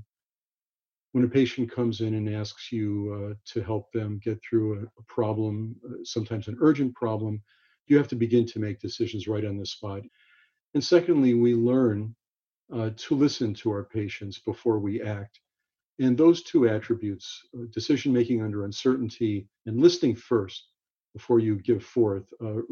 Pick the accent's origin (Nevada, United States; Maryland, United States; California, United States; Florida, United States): California, United States; Los Angeles; I grew up in Los Angeles